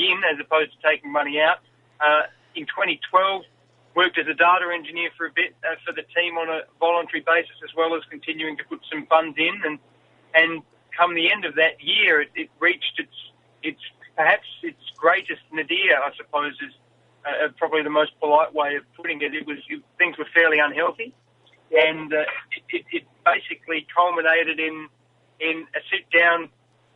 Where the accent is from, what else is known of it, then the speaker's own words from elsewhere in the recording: South Australia, Australia; growing up in South Australia